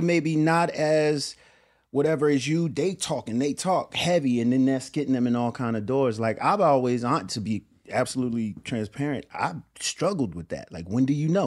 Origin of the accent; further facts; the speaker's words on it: Willingboro, New Jersey, United States; where I'm from, Willowboro, New Jersey